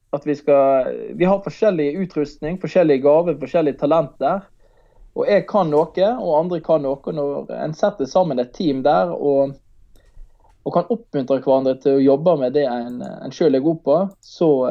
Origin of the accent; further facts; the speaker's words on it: Manger, Vestland, Norway; hjemme på, eh, på Manger, der jeg er fra